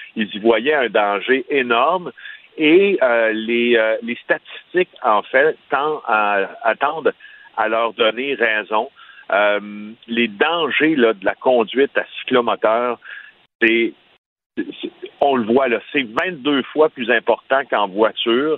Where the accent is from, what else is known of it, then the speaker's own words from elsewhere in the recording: Abitibi-Témiscamingue, Quebec, Canada; j'ai grandi en Abitibi-Témiscamingue